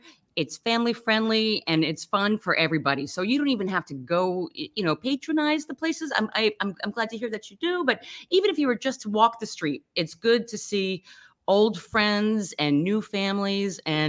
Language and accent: English; Philadelphia, Pennsylvania, United States; because I grew up in the Hopkinson House, and I grew up, which is on the top of Passyunk Avenue